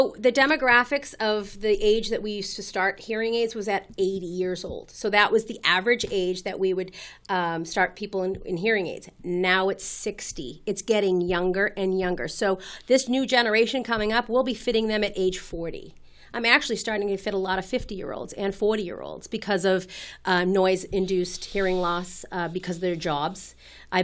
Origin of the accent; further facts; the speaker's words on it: Winchester, Massachusetts, United States; also born or lived in Rhode Island; I grew up in Winchester.